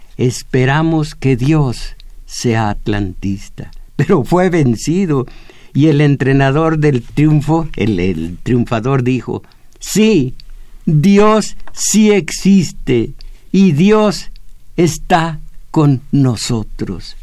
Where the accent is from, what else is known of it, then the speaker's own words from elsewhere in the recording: Mexico; Yo, como mexicano